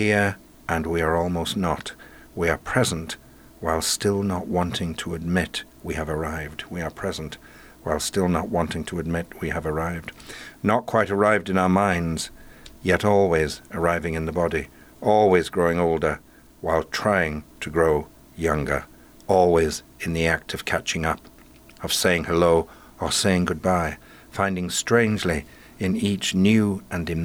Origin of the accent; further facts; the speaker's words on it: Yorkshire and the Humber, United Kingdom; now in Pacific Northwest, United States; I grew up in Yorkshire of an Irish mother with two linguistic rivers joining together